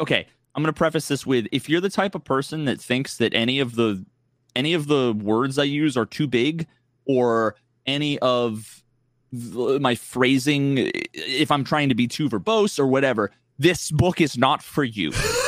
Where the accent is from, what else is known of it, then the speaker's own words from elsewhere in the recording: New England, United States; I grew up playing football and I grew up in New England and I'm a fucking Pats fan, you know?